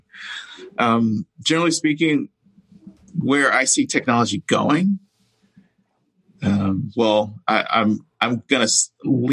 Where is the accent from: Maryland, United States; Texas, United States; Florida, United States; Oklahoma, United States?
Texas, United States; Houston; also born or lived in Brooklyn, New York; I grew up poor in Houston, Texas, born in Brooklyn